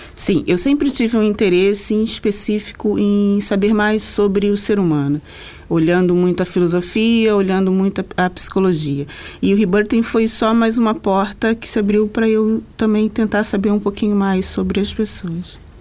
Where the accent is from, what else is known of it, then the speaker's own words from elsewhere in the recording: Rio de Janeiro, Brazil; no Rio de Janeiro, de onde eu sou